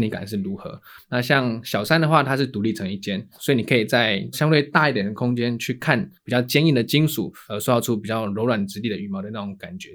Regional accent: Taiwan; 那是真的我们的台湾的母语

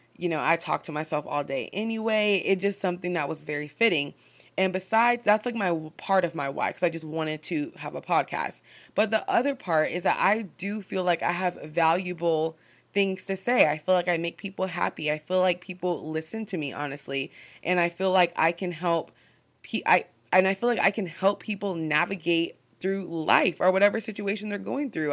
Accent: Seattle, Washington, United States; I'm just a gal from Seattle

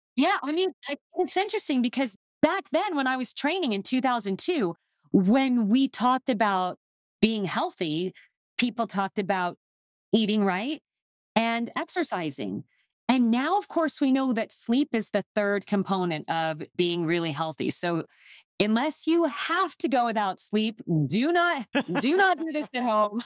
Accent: Phoenix, Arizona, United States; I grew up in Phoenix, Arizona

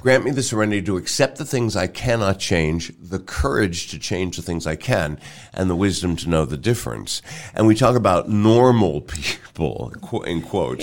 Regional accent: Pittsburgh, Pennsylvania, United States; also born or lived in New York City / Kansas City; now in Omaha, United States; I was born in New York City and raised in Pittsburgh

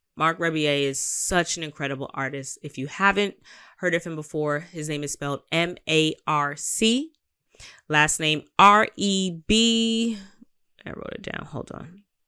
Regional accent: New York, United States; I'm a New Yorker

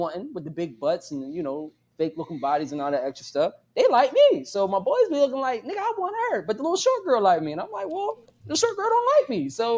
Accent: Pittsburgh, Pennsylvania, United States; accent: Pittsburgh; I'm from the Burg

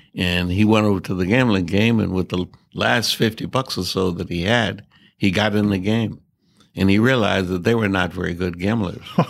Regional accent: Mineola, Texas, United States; now in San Francisco, United States; I was born in a little town called Mineola. That's about eighty miles southeast of Dallas

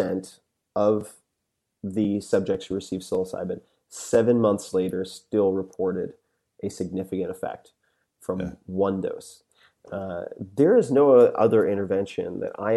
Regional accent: Long Island, New York, United States; I'm from Long Island

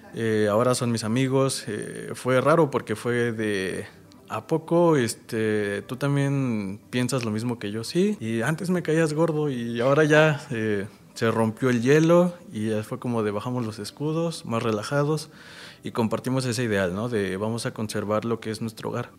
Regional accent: Milpa Alta, Mexico City, Mexico; vivo enamorado ahora de, mi pueblo, de mi alcaldía

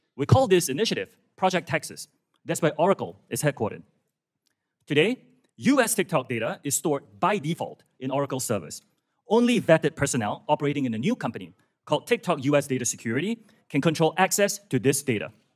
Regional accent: Singapore; moved away as an adult; also born or lived in United Kingdom / United States; I'm from Singapore. That's where I was born.

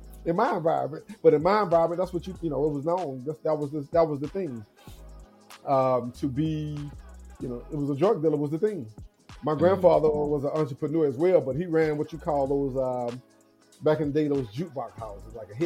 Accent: Mobile, Alabama, United States; I grew up in Mobile, Alabama, in a small town called Maysville

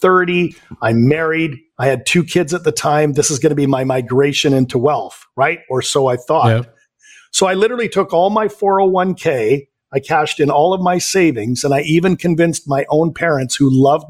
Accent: Vancouver, British Columbia, Canada; born and raised in Vancouver, Canada. So I'm a Canadian.

